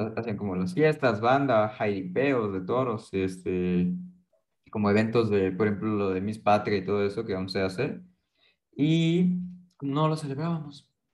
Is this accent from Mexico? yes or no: yes; Mexico; nos una como mexicanos